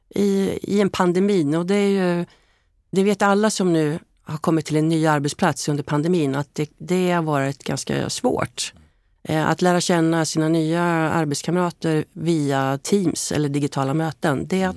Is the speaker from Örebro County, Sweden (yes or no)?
yes; Hällefors, Örebro County, Sweden; Jag är ju född i Hällefors